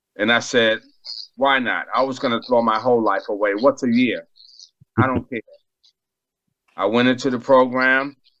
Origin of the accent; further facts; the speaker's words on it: Boston, Massachusetts, United States; moved away; also born or lived in Bethesda, Maryland; I grew up in Boston, Massachusetts